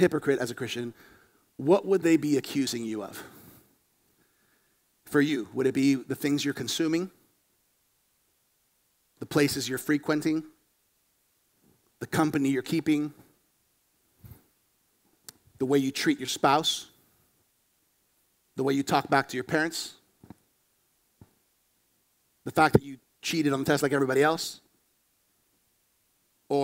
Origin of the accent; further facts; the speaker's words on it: Florida, United States; I was born here in Florida